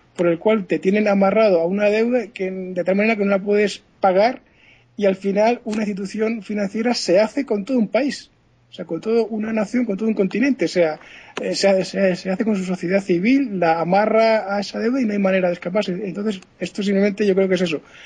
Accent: Spain; somos latinos, españoles, tanto franceses como españoles

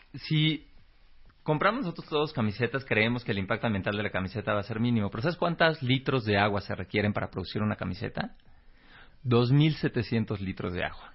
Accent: Mexico

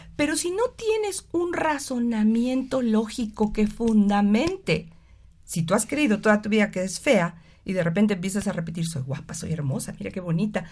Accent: Mexico City, Mexico; moved away; yo soy originalmente del DF

